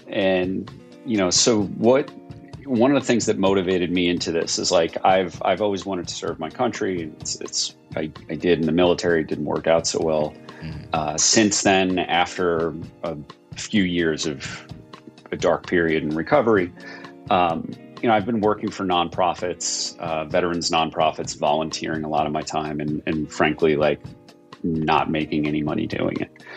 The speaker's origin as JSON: {"language": "English", "region": "New York", "country": "United States", "said": "as a New Yorker who experienced 9 11 from you know, 20 miles away"}